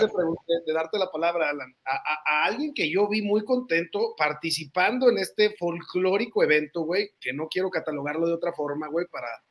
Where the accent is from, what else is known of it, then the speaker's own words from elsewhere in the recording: northern Mexico, Mexico; Uno es un norteño